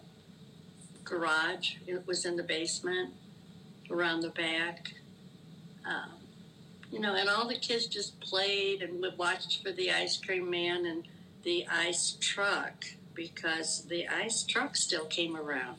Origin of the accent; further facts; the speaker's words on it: St. Louis, Missouri, United States; also born or lived in Naperville; growing up in St. Louis when I was little